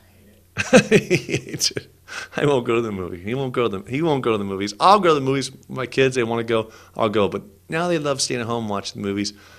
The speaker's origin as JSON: {"language": "English", "region": "California", "country": "United States", "said": "I'm from California"}